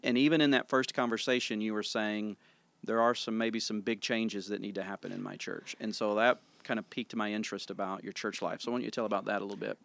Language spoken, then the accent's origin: English; Tennessee, United States; moved away as an adult; now in Sikeston, United States; I was born and raised in Tennessee